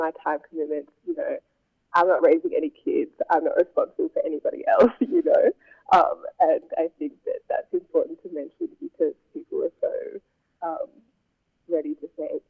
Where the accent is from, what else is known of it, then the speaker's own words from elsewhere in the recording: Hobart, Tasmania, Australia; growing up in Hobart and there not being that many Black people around